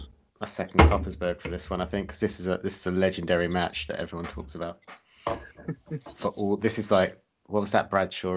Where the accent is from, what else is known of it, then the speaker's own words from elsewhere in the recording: Essex, East of England, United Kingdom; I'm from Essex